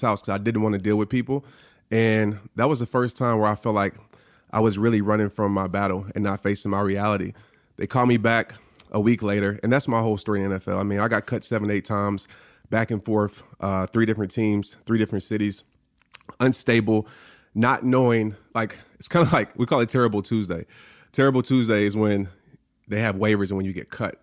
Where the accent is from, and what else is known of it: New Orleans, Louisiana, United States; born or raised there